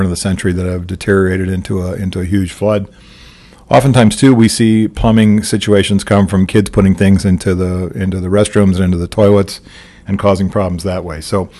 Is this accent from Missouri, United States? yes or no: yes; Missouri, United States; my home state in Missouri